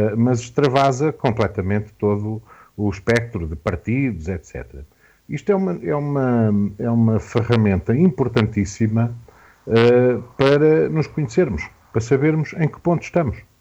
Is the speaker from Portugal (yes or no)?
yes; Portugal; quem somos enquanto portugueses